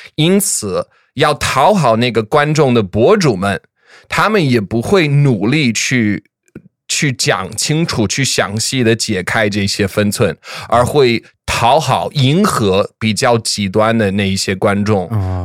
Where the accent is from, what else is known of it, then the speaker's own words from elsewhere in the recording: the American South, United States; 我是毕竟在美国南方长大了